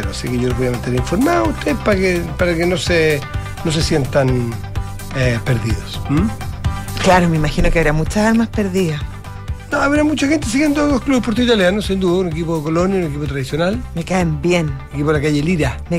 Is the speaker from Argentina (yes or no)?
no; San Felipe, Valparaíso, Chile; Yo vengo de San Felipe, mi tierra.